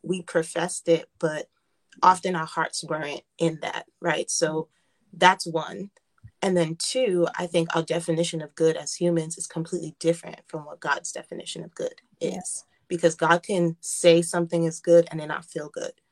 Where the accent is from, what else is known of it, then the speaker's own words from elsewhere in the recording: United States; I was born and raised in America, um, I feel like I was born and raised in Haiti.